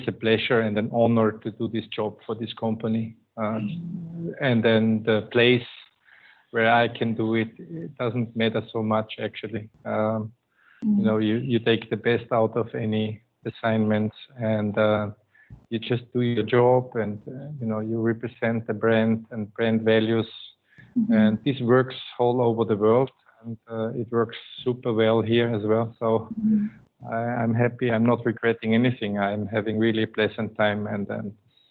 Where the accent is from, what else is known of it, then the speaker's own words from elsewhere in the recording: Austria; first language German; English is a second language; moved away as an adult; now in Manila, Philippines; Indicates already that I am a German-speaking person. I'm coming from Austria